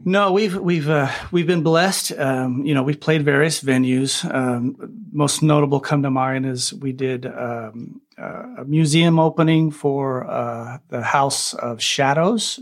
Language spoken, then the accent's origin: English; Bakersfield, California, United States; I grew up in Bakersfield, California, which is a big country music bastion.